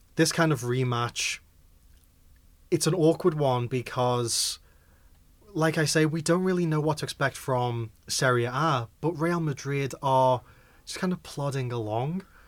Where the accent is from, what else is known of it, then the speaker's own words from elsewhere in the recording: Liverpool, North West England, United Kingdom; I am a Liverpoolian